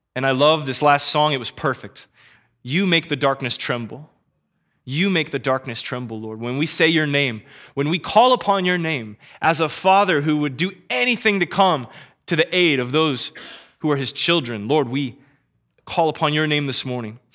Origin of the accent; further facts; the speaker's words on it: Kansas City, United States; born and raised in Kansas City